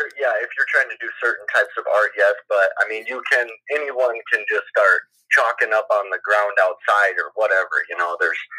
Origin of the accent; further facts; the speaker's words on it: Owatonna, Minnesota, United States; I'm from Owatonna, Minnesota.